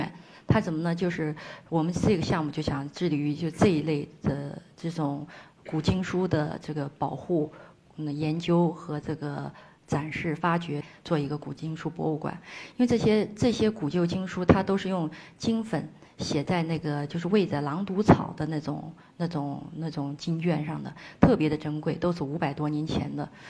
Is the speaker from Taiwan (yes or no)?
no; Ngari, Tibet, China; 我很热爱阿里，我觉得我是当地人